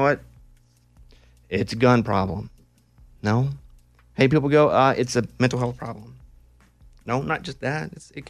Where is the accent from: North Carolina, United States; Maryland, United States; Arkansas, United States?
Arkansas, United States; I grew up in Arkansas. Guns weren't so important. They were tools to us.